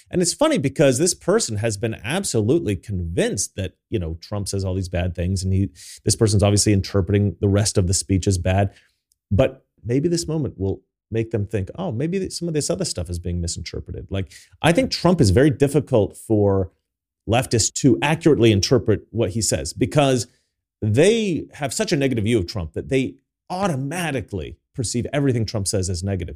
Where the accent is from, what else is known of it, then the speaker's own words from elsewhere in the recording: United States; now in Sweden; me as an American